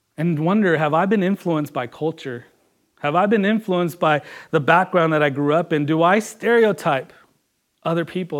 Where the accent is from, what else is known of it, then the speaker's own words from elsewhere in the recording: Washington, United States; also born or lived in California; growing up here, coming from California. I remember coming into Washington